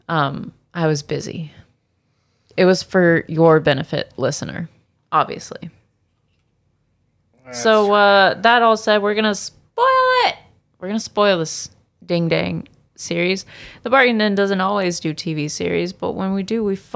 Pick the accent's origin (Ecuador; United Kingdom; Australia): Australia; I'm Australian